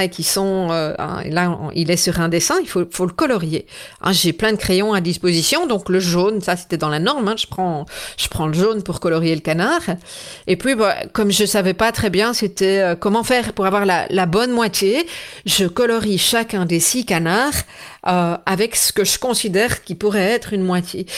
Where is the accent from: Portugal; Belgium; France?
Belgium; chez nous en Belgique